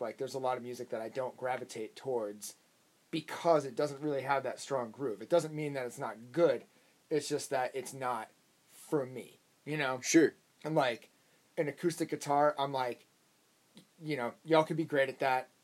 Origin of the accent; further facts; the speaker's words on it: Worcester, Massachusetts, United States; moved away as an adult; also born or lived in Boston, Massachusetts; now in Nashville, United States; I grew up in Worcester, and then when I was 20, I moved to Boston